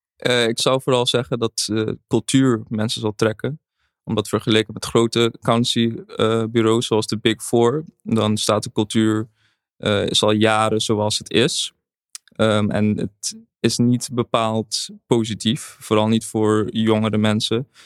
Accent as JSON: {"language": "Dutch", "country": "Curaçao", "said": "in Caribisch Nederland, waar ik vandaan kom. Ik kom uit Curaçao"}